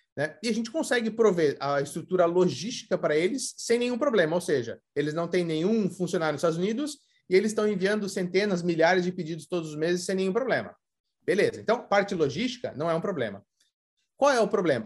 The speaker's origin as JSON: {"language": "Portuguese", "town": "Curitiba", "region": "Paraná", "country": "Brazil", "moved": "as an adult", "lives_now": "United States", "said": "sou brasileiro de Curitiba"}